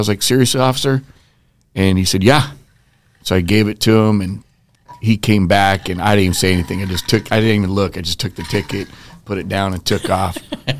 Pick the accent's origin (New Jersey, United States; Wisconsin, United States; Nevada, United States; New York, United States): Nevada, United States; I'm from Nevada, so I'm close to California.